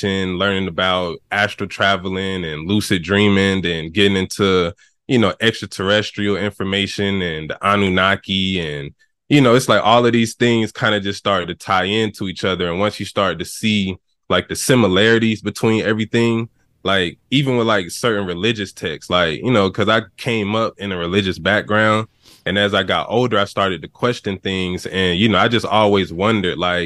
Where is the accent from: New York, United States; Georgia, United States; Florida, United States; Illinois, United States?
Georgia, United States; Atlanta; I'm from Atlanta, Georgia